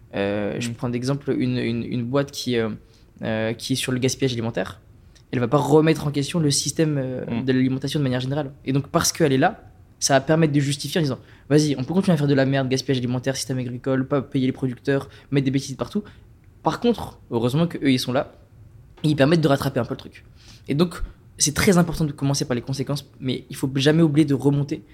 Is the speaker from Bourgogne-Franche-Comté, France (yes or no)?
no; Strasbourg, Grand Est, France; je viens de Strasbourg